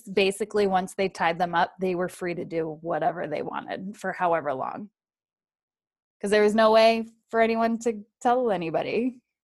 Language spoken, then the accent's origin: English; New England, United States; I grew up in New England